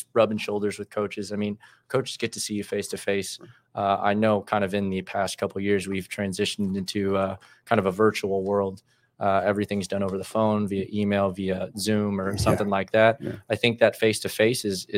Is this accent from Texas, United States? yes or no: yes; Dallas, Texas, United States; I'm from Dallas, Texas, born and raised, played club ball there for Solar Soccer Club